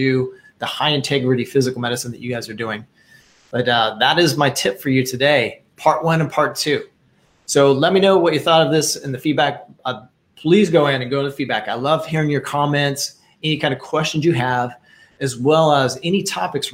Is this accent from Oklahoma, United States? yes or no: no; Wichita, Kansas, United States; I grew up in Wichita, Kansas